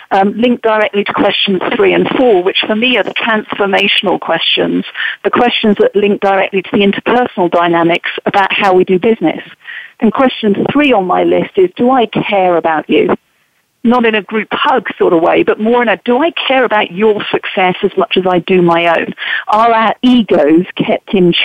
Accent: England, United Kingdom; now in United States; as an English woman now living and working in America

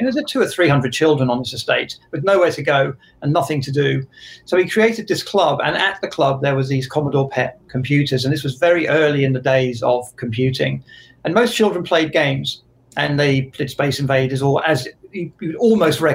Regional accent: Jersey; moved away as an adult; I'm from Jersey in the Channel Islands. That's the island of Jersey, not New Jersey.

